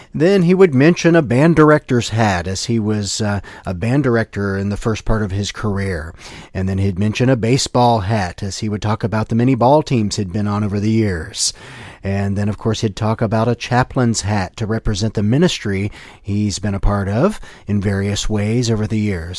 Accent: Ohio, United States; my hometown, uh, team, the Ohio State Buckeyes

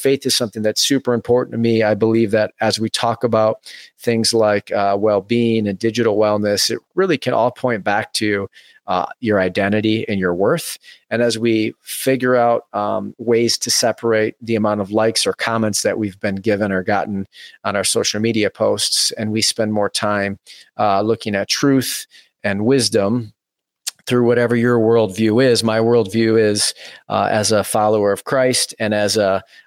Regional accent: Farmington, Michigan, United States; Having been born and raised in the Metro Detroit suburbs, Farmington, Michigan, to be specific, grew up in a family of six total

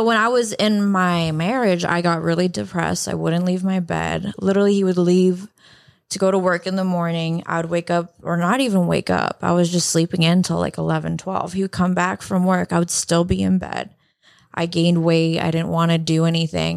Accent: Canada; now in United States; I am Canadian.

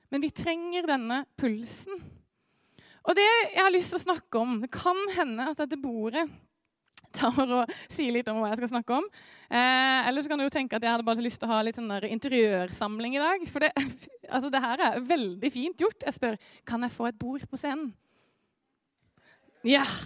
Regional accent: Eastern Norway, Norway; accent: østlending with skarre; Selv om det er kjempeforvirrende med dialekta mi, så er jeg en slags østlending med en skarre eh, Spør meg om det etterpå.

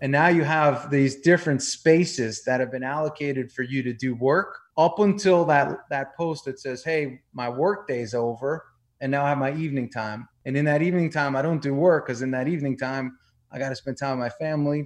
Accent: New York, United States; moved away as an adult; also born or lived in Tampa, Florida; I grew up in New York.

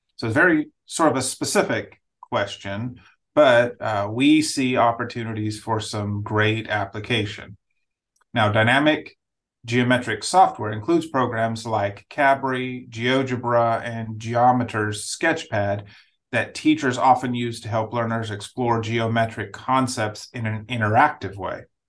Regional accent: Nigeria; moved away; I grew up in Nigeria, so I grew up in a different setting

